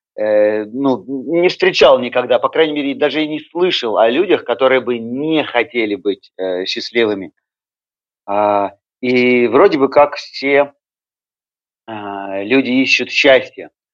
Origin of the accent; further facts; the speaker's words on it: Yekaterinburg, Sverdlovsk Oblast, Russia; Я родился и вырос э, в Екатеринбурге, и постоянное место жительства э, Екатеринбург